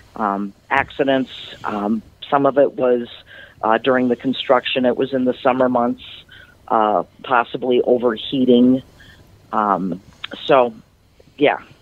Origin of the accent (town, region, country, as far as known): Butterfield, Minnesota, United States; moved away as an adult; now in Sauk Centre, United States